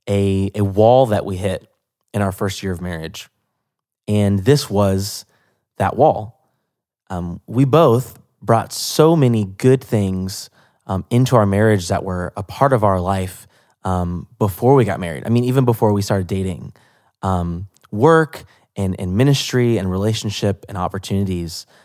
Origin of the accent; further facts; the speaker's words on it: Atlanta, Georgia, United States; Yeah, it's my hometown.